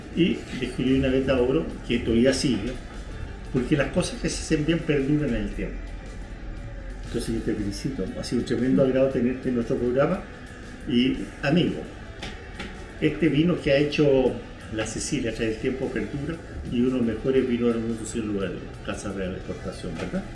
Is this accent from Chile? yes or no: yes; Chile